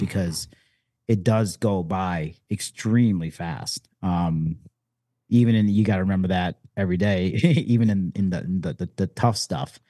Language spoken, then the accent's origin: English; Detroit, Michigan, United States; I was born and raised in Detroit